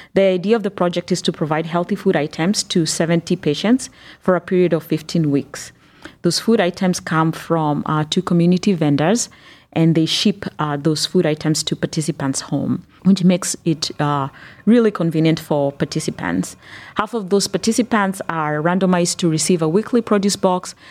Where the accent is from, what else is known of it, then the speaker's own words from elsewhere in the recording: Kenya; also born or lived in Northeast Ohio, United States; now in Cleveland, United States; I grew up in Kenya and have lived in the United States for, uh, the past twenty years